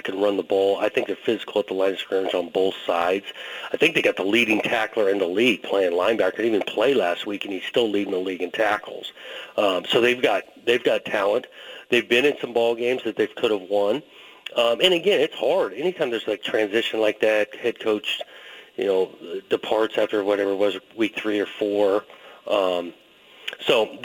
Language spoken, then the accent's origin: English; Southern California, United States; when I was growing up in Southern California